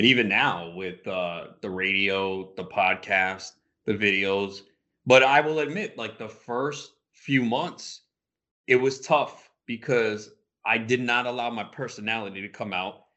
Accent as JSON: {"language": "English", "region": "New York", "country": "United States", "said": "We're both from New York"}